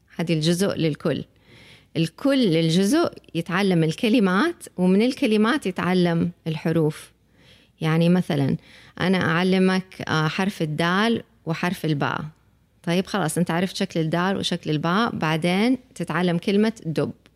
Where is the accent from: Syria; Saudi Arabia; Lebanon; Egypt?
Saudi Arabia; احنا المجتمع السعودي